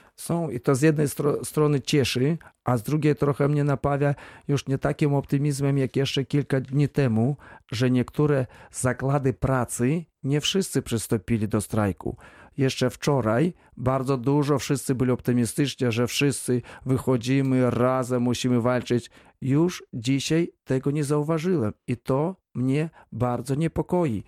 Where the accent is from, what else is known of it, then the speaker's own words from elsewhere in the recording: Belarus; now in Wrocław, Poland; ja pochodzę ze wsi